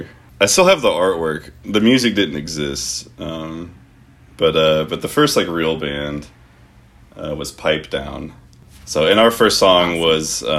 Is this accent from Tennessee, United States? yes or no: yes; Memphis, Tennessee, United States; we're both from Memphis